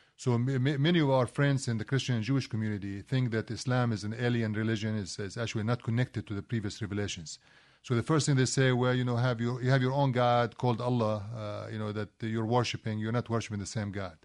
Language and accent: English; Kuwait; also born or lived in Palestine; now in United States; I, I, was actually born in Kuwait